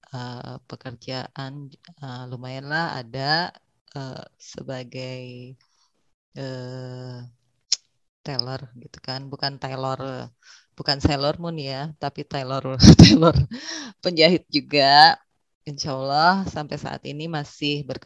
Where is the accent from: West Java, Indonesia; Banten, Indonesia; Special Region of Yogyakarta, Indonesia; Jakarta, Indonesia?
West Java, Indonesia; Bandung; Saya berasal dari Bandung, lahir dan besar di Bandung.